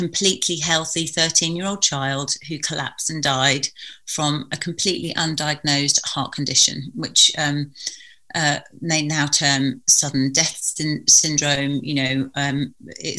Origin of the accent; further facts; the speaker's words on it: Sandhurst, South East England, United Kingdom; I grew up in Sandhurst in Berkshire.